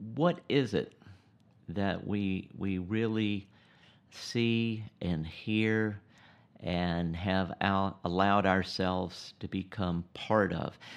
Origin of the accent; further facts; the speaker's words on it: United States; I'm an American